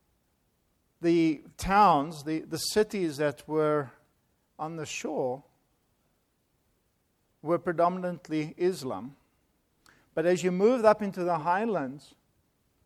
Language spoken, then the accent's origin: English; South Africa; now in United States; I am from South Africa